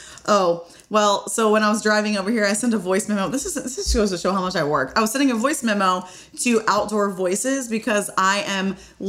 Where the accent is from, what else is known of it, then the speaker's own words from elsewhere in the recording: Memphis, Tennessee, United States; now in Nashville, United States; So I was born and raised in Memphis, Tennessee.